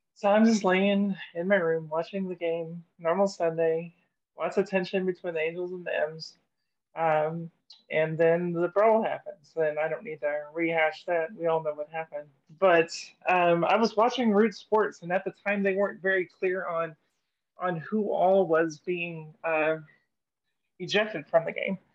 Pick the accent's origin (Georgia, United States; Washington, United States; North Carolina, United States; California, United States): Washington, United States; Seattle; now in Arkansas, United States; I'm from Seattle